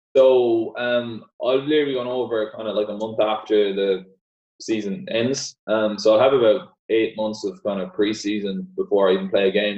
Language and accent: English; Ireland; all the Gaelic football players here, we kind of we grow up kicking a ball out of our hands